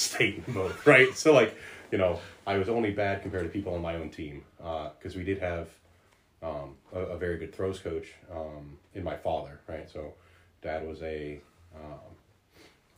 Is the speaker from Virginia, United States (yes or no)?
yes; Partlow, Virginia, United States; also born or lived in Hackberry, Louisiana; I grew up in Partlow